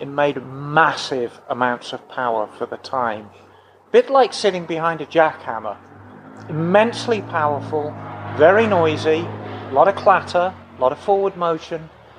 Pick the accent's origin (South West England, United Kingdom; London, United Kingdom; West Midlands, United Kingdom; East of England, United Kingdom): West Midlands, United Kingdom; Birmingham; I am from Birmingham. I'm a true Brummie.